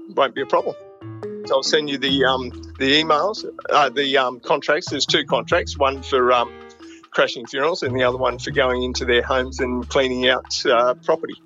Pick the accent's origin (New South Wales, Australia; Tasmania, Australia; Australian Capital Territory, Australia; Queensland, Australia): Queensland, Australia; Gold Coast; also born or lived in Broadmeadows, Victoria; I grew up on the Gold Coast. So I arrived here when I was uh, three or four years old from Victoria, Broadmeadows, I was born